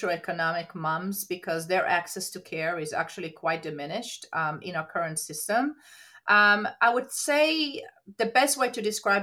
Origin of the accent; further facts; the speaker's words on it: Israel; moved away as an adult; now in United States; So I'm actually born and raised in Israel, came to the United States to pursue my career